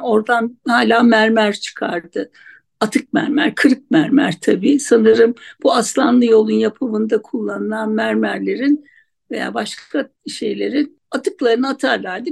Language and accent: Turkish; Ankara, Turkey; Bütün çocukluğum, küçük çocukluğum Anıttepe'de geçti.